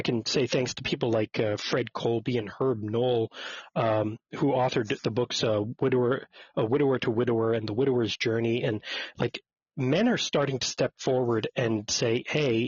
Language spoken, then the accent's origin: English; Montreal, Quebec, Canada; I was born and raised in Montreal, Quebec, Canada.